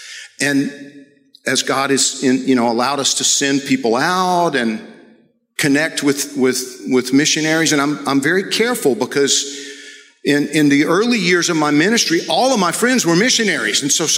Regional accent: Georgia, United States; I came here from Georgia as a missionary and training missionaries to go into mostly Central America, South America, the Caribbean

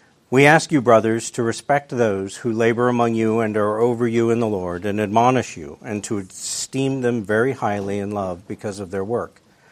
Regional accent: Wisconsin, United States; also born or lived in Illinois; I was born in 1967 in Illinois. And when I was seven, my family moved to upstate Wisconsin. Where we moved to, not a whole lot to say about it, except it's very small. We were the second largest town in the county with 300 people.

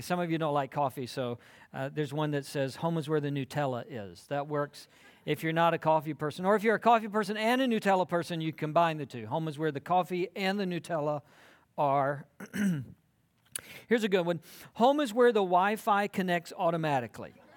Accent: South Georgia, United States; moved away as an adult; also born or lived in South Carolina; now in Texas, United States; I grew up in South Georgia, and I went to college in South Carolina

